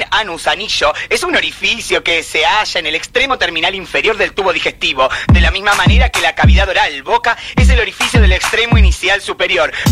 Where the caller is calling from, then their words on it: Buenos Aires, Argentina; soy … de Flores